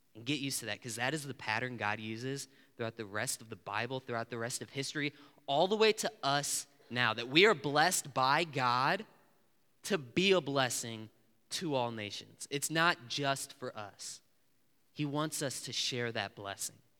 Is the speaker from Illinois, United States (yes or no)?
yes; Illinois, United States; I'm from Illinois